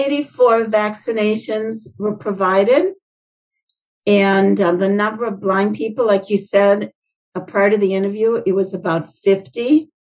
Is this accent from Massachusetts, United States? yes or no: no; Indiana, United States; You know, I came from Indiana, so I follow what they're doing up there.